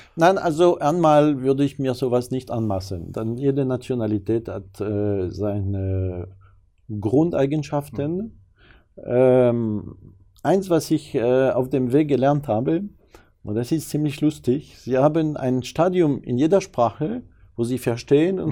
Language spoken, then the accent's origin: German; France; German is a second language; now in Germany; als Franzose